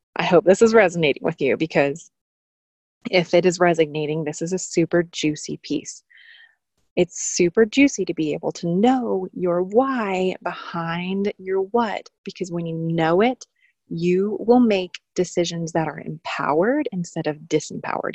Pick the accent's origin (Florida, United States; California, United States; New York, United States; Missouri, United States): New York, United States; being a New Yorker.